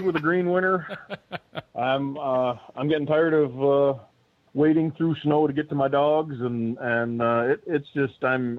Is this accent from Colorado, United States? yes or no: no; New York, United States; which was just about halfway from Clay, West Virginia, to where I was born and raised in Western New York.